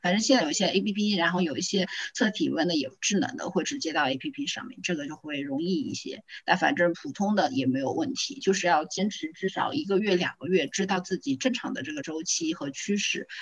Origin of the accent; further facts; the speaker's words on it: Zhejiang, China; 我是独生子女， 我是浙江人